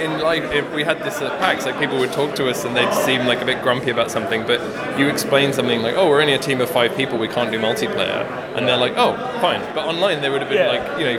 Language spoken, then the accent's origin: English; England, United Kingdom; now in Vancouver, Canada; I grew up in the UK, like kind of outside.